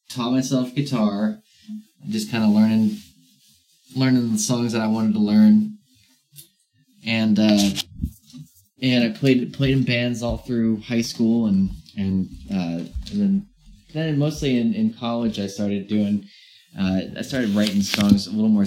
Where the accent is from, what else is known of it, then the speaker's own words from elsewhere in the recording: Virginia, United States; also born or lived in Brighton / Chapel Hill; No, I'm from I'm from Virginia.